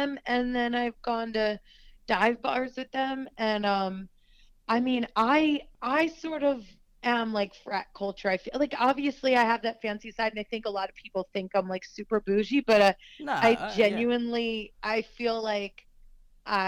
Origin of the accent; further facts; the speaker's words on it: the Main Line, Pennsylvania, United States; I grew up on the Main Line